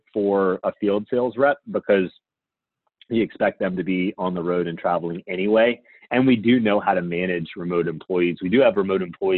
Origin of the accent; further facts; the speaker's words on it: Louisiana, United States; I'm from Louisiana